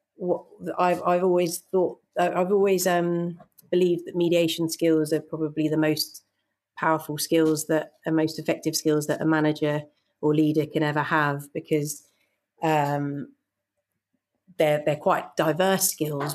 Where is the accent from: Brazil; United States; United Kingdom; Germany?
United Kingdom; I grew up in just outside London